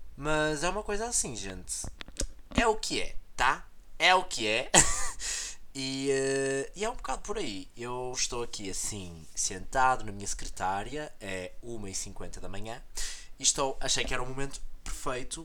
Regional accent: Portugal; now in Porto, Portugal; aqui na minha cidade natal, na cidade em que eu vivi grande parte do meu tempo, que é mais longe do Porto

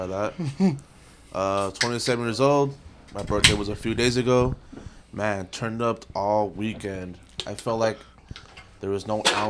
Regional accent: Las Vegas, Nevada, United States; also born or lived in California / Denver, Colorado; Originally from California. I wouldn't say I'm a Californian, because I grew up out here in Vegas. But I have family out there

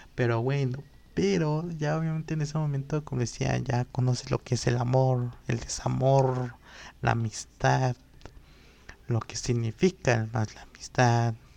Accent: Totolac, Tlaxcala, Mexico; also born or lived in Apizaco / San Gabriel Cuautla; en el lugar donde yo crecí, que es en Totlac

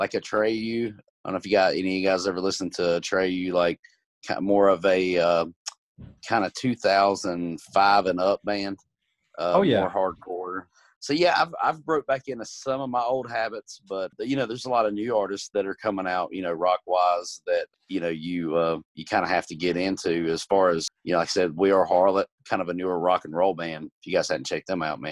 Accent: Gastonia, North Carolina, United States; Gastonia is my hometown, basically born and raised

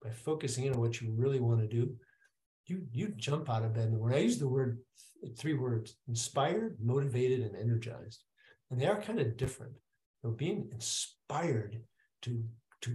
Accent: Wisconsin, United States; also born or lived in Michigan; I grew up in Wisconsin, but I was born in Michigan

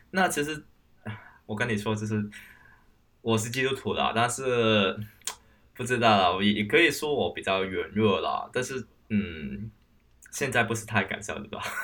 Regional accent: Hong Kong; moved away as an adult; now in Taiwan; 我是香港人，这本身是在香港做社工的，那现在这开始在台湾去定居

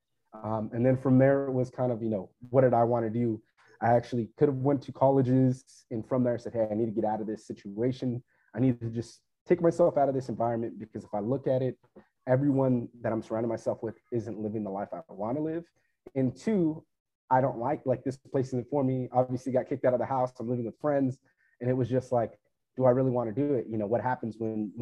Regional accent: Fresno, California, United States; I'm originally from Fresno, California

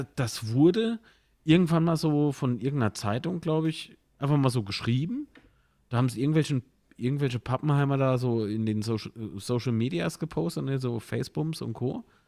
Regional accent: Kaiserslautern, Rhineland-Palatinate, Germany

